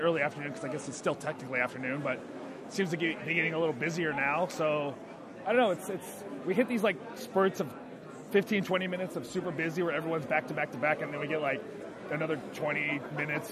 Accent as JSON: {"language": "English", "town": "Los Angeles", "region": "California", "country": "United States", "said": "I'm from"}